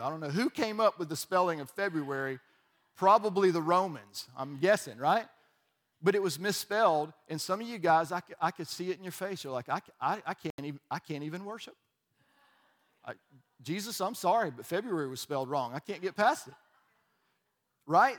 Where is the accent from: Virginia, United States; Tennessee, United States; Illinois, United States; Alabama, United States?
Alabama, United States; I was from Alabama